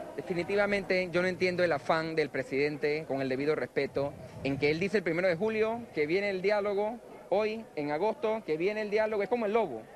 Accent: Panama; como panameño

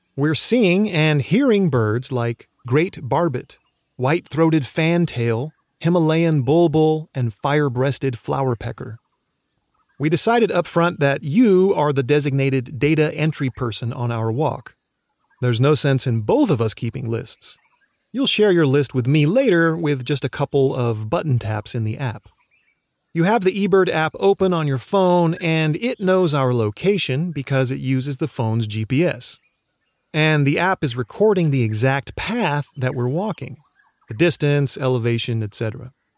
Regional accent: Oregon, United States; my home state of Oregon

